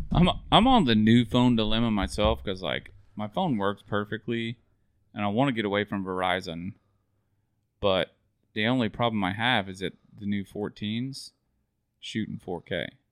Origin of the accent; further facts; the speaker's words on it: Mount Dora, Florida, United States; we grew up in Mount Dora